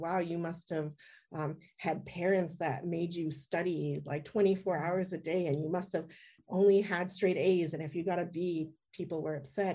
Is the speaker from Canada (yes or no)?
yes; Richmond, British Columbia, Canada; also born or lived in Edmonton, Alberta; I was born in Edmonton, Alberta, and then I grew up in uh, in Richmond, British Columbia